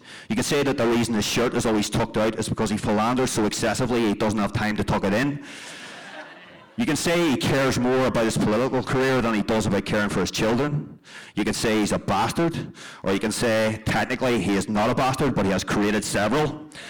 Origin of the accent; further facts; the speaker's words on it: South Tyrone, Northern Ireland, United Kingdom; I grew up in South Tyrone, 4 miles from the border